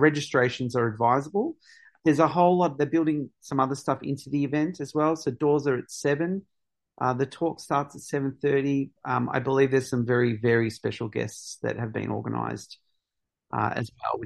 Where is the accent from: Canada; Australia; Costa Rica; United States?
Australia; Victoria; I come from a small mining town. It was very much a, you know, it was a colonial settlement from the mid-1800s